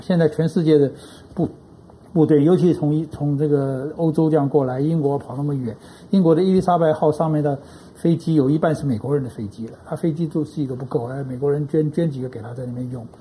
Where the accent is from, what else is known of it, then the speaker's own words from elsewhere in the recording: Taiwan; 我们台湾人